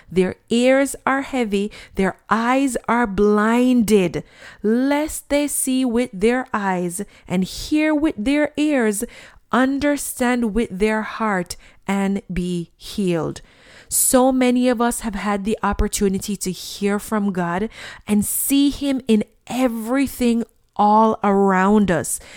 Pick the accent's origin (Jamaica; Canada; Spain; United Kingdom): Jamaica; When I was a child and I grew up in Jamaica